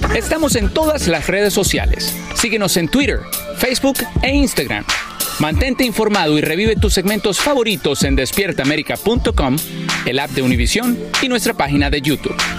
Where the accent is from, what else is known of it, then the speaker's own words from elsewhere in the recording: Spain; soy español